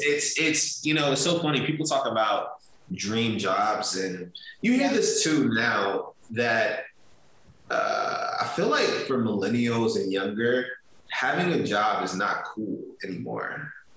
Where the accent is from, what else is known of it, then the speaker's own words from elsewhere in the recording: Richmond, Virginia, United States; growing up in Richmond was was was was great